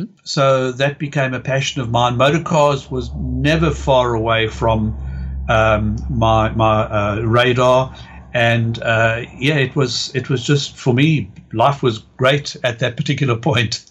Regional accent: East London, Eastern Cape, South Africa; the city where I grew up in South Africa called East London

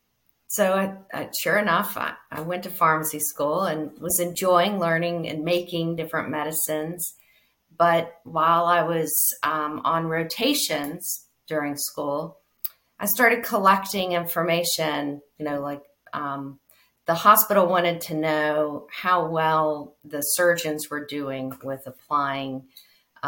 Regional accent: Charleston, West Virginia, United States; also born or lived in Chapel Hill, North Carolina; I'm born in Chapel Hill, North Carolina, but I grew up in Charleston, West Virginia

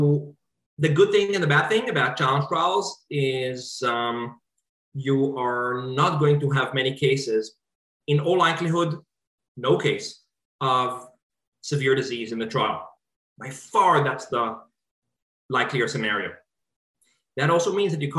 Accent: Israel; now in United States; my home country, Israel

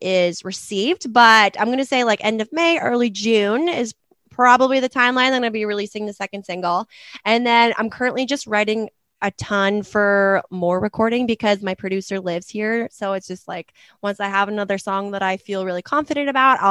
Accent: Ucluelet, British Columbia, Canada; moved away as an adult; also born or lived in Kelowna; now in Nashville, United States; I'm originally from Vancouver Island, so very small town called Eucluelet

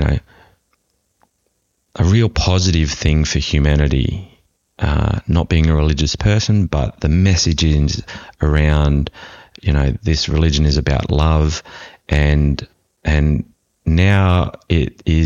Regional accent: Australia; having being an Australian

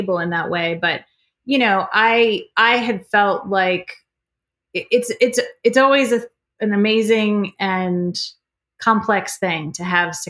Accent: Iowa, United States; now in Annapolis, United States; we're both from Iowa

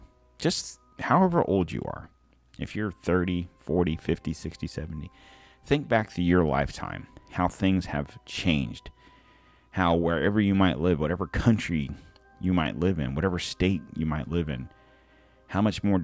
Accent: United States; as an American, with my passport

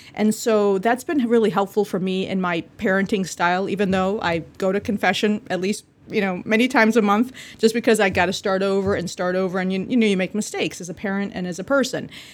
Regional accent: Bolivia; moved away; I'm from Bolivia, South America

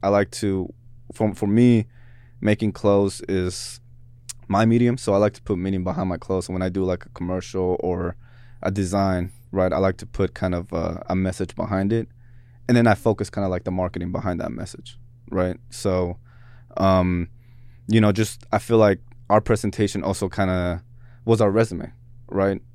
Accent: Seattle, Washington, United States; also born or lived in Mexico; Seattle's where gr-, where I grew up. you know what I'm saying? We immigrated from Mexico

